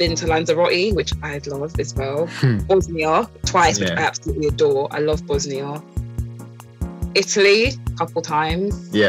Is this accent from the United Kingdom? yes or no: yes; Croydon, London, United Kingdom; I don't call myself British. Yeah. I call myself Caribbean Croydoner.